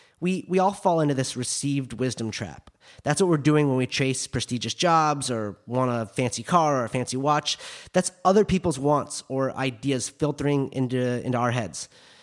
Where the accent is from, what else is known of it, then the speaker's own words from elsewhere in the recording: Park City, Utah, United States; My friends that I grew up with in Park City that work in the ski industry now, they're all really, really happy.